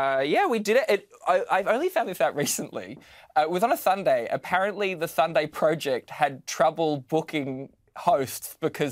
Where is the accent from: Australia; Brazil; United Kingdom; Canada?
Australia; Newcastle, New South Wales; I grew up in Newcastle